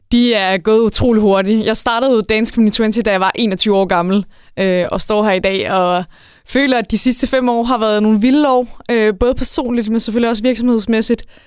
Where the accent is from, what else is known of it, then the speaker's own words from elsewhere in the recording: Værløse, Capital Region of Denmark, Denmark; also born or lived in Jutland; now in Varde, Denmark; jeg er født og opvokset på Sjælland i Værløs